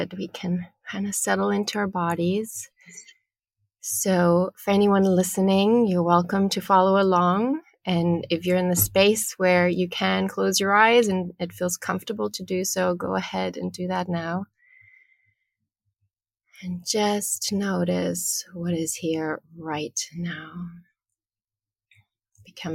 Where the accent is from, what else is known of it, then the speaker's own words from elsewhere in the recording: Germany; I'm originally from Germany.